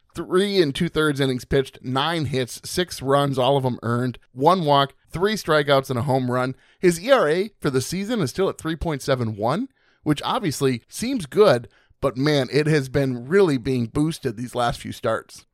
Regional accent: Stillwater, Minnesota, United States; Still water, baby. My hometown.

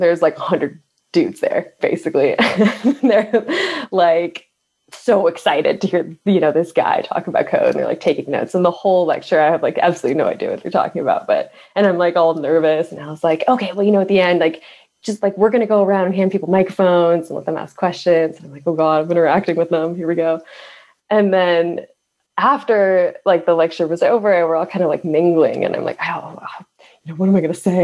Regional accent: Midwest, United States; I grew up in the Midwest

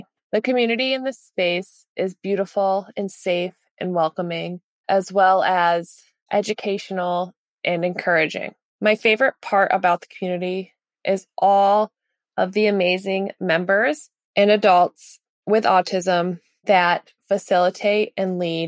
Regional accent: Massachusetts, United States; I am from Massachusetts in USA.

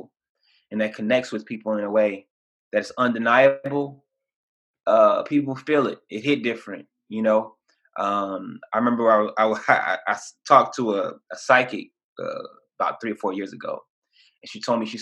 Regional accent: Savannah, Georgia, United States; originally I'm from Savannah, Georgia

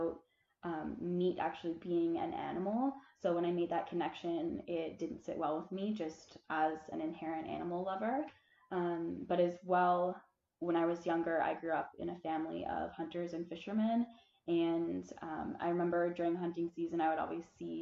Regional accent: Muskoka, Ontario, Canada; moved away as an adult; now in Prince Edward Island, Canada; I'm from Muskoka, Ontario, but I'm currently on Prince Edward Island right now studying biology at university

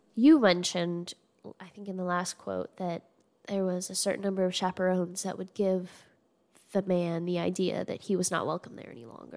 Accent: Arizona, United States; growing up in Arizona

